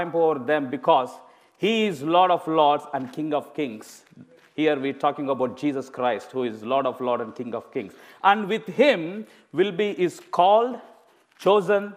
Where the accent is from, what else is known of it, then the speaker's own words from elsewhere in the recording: India; moved away as an adult; I'm an Indian preacher. Of course, I've been living in this country for past 17 and a half years